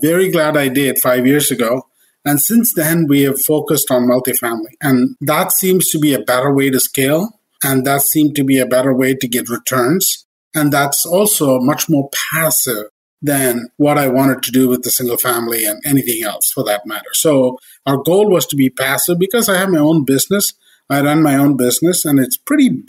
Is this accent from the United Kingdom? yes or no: no; India; moved away as an adult; I came from India with the master's, and I came here to do my master's